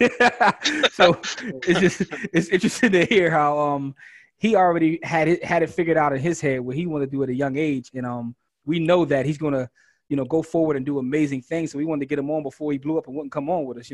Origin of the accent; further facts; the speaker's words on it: Philadelphia, Pennsylvania, United States; we're from Philadelphia and all of us have been in Darby.